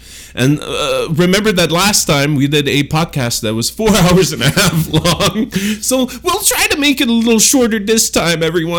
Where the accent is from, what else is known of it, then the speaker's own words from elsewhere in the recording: Canada; we're Canadian